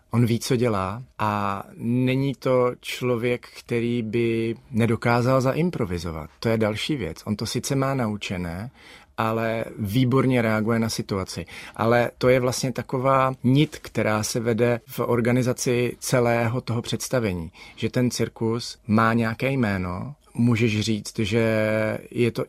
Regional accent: Olomouc, Olomouc Region, Czechia; já jsem Olomoučák, já jsem nikdy nebyl Pražák. Sice teď jsem doma všude, kde mám maringotku, ale toto je místo, kam se vracím, když mám volno.

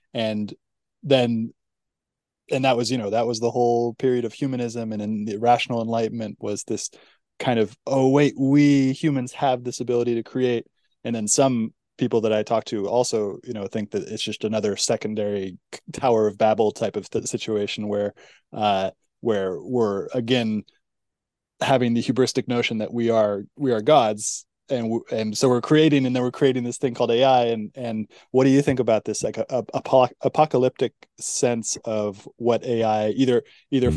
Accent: California, United States; growing up in California, it felt like a golden age in the '90s

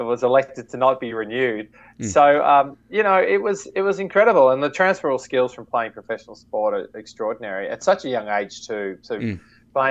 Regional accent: Melbourne, Victoria, Australia; I grew up in Melbourne, Australia

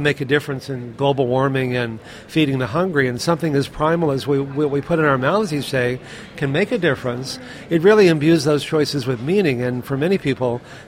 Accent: Texas, United States; I grew up in Texas eating meat all the time

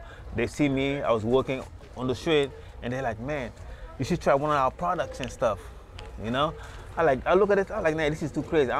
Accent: Senegal; also born or lived in Washington, D.C., United States; now in Los Angeles, United States; From Senegal. I mean, I moved here from Washington, D.C.

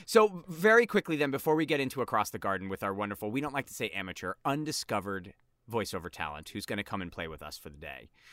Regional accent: East Coast, United States; two of us are East Coast people here

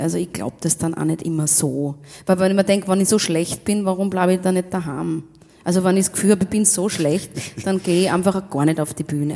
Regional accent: Rum, Tyrol, Austria; Aus Rum. Aus Rum in Tirol, ja, das heißt echt so. Bin ich geboren in Rum

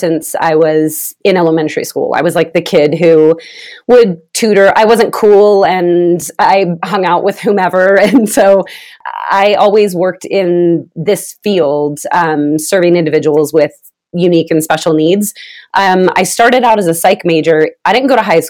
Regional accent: Vallejo, California, United States; now in Utah, United States; I'm originally from California, from the Bay Area. What's up, Vallejo? That's my people.

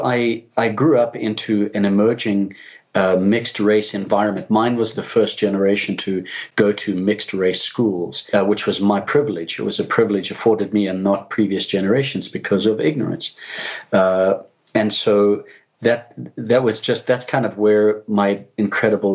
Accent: Zimbabwe; I'm originally from Zimbabwe in Africa. When I was born, it was the country of Rhodesia.

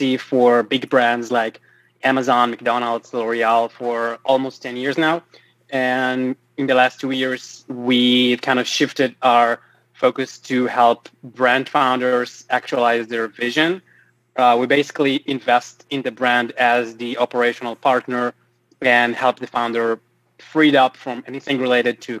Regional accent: Tel Aviv, Tel Aviv District, Israel; also born or lived in West Hollywood, Los Angeles; now in Los Angeles, United States; I'm originally from Tel Aviv, Israel, but right now I'm in LA.

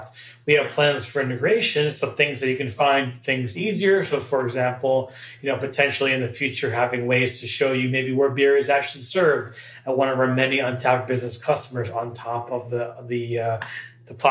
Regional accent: Massachusetts, United States; I grew up in the Massachusetts area

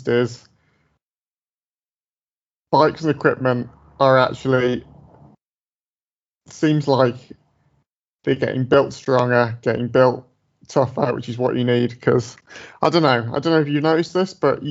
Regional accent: Dudley, West Midlands, United Kingdom; moved away as an adult; now in Edinburgh, United Kingdom; I grew up in the Midlands, like in Dudley, like not far from Birmingham in England

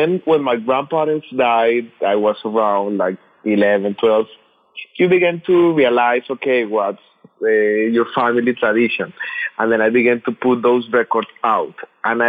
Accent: Colombia; moved away as an adult; now in New York, United States; I grew up in Colombia listening to the records that my uncle did in the 60s and the 70s

